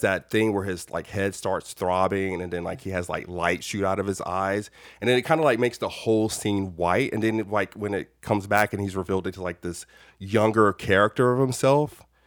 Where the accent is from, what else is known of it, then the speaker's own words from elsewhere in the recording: United States; as an American